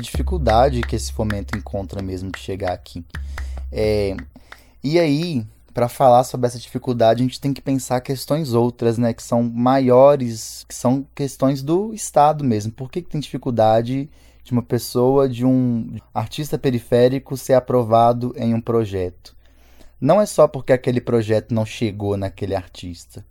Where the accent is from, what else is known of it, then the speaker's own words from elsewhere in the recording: Belo Horizonte, Minas Gerais, Brazil; sou cria do Serrão, nascido e criado mesmo porque eu nasci no Hospital Evangélico que fica na rua da minha casa e nunca mais arredei o pé daqui